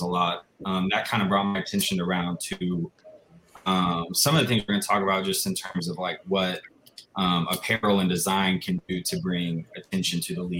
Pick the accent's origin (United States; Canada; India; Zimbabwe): United States; Austin, Texas; I'm from Austin, Texas.